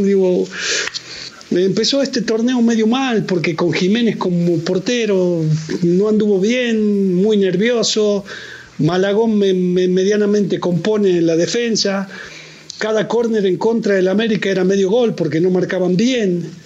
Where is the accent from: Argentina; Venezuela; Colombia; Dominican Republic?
Argentina; now in Mexico; porque yo soy, sigo siendo argentino.